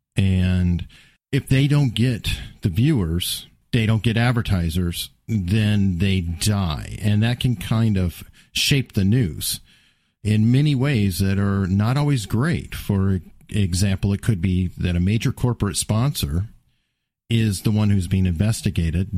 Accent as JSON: {"language": "English", "country": "United States", "said": "I'm an American"}